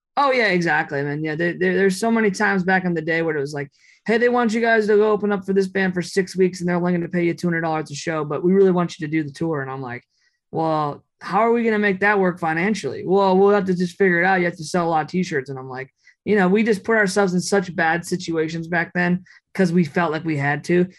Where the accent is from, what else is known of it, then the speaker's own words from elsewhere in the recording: Minneapolis, Minnesota, United States; I grew up in Minneapolis